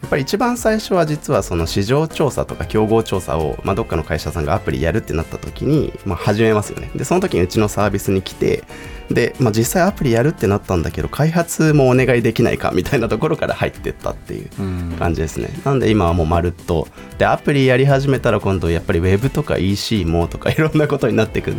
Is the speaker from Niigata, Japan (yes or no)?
yes; Niigata, Japan; moved away; also born or lived in Tokyo; 僕も3年前に地元新潟に U ターンした